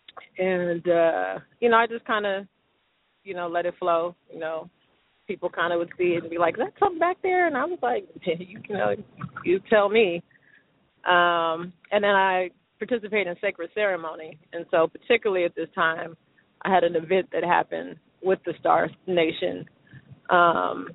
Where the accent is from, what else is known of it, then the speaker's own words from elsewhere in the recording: Los Angeles, California, United States; I am hailing from the City of Angels